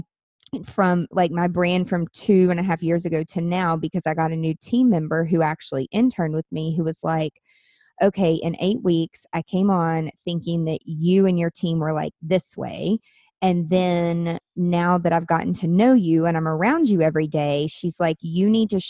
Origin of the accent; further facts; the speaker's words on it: Nashville, Tennessee, United States; my hometown growing in Nashville